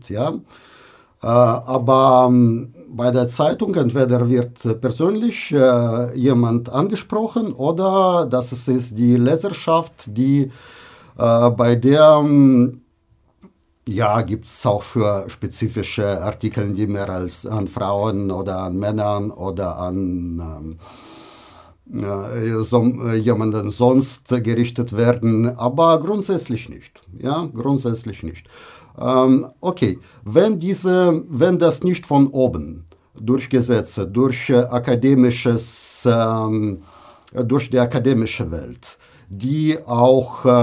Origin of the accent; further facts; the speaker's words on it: Russia; Äh, in Russland, wo ich herkomme und zum Beispiel ich äh, ähm, beobachte die äh, zeitgenössische Entwicklung russischer Dichtung